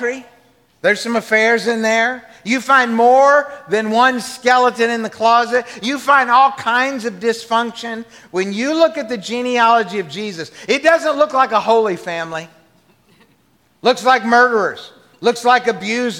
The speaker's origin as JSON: {"language": "English", "region": "the South", "country": "United States", "tie": "born or raised there", "said": "I grew up in the South"}